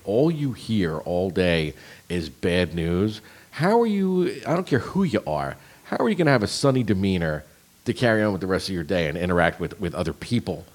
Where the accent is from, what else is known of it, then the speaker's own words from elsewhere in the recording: New Jersey, United States; where I grew up in Jersey